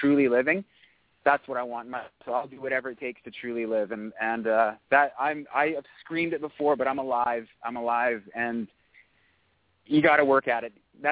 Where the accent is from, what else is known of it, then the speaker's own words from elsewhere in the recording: Canada; we are Canadian